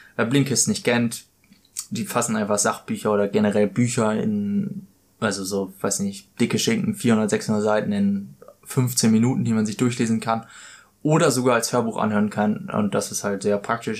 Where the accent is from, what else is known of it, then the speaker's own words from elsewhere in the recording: Germany; moved away as an adult; now in Australia; Für mich als Deutscher